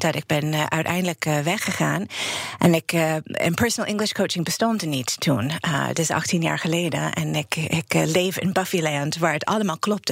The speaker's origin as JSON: {"language": "Dutch", "town": "New York City", "region": "New York", "country": "United States", "second_language": "Dutch", "moved": "as an adult", "lives_now": "Netherlands", "said": "ik kom uit Brooklyn, New York. En ik woon eh, in Nederland sinds 1991."}